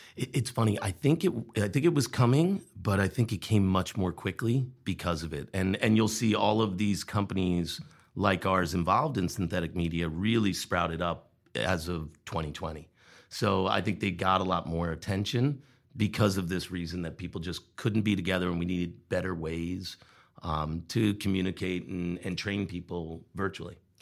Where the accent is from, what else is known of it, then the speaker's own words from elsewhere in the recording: Long Island, New York, United States; moved away as an adult; also born or lived in Wilmington, Vermont; now in Vermont, United States; I'm originally from New York. I grew up on Long Island